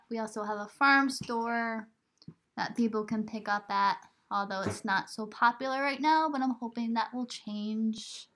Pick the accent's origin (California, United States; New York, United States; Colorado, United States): New York, United States; moved away; also born or lived in Burlington, Vermont; I come from New York